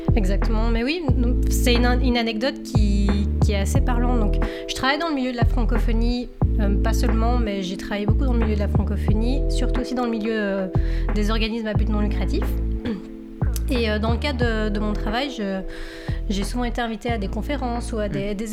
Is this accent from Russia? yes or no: no; Belgium; accent: French; moved away as an adult; now in Canada; je viens de Belgique et je suis arrivée au Canada il il y a six ans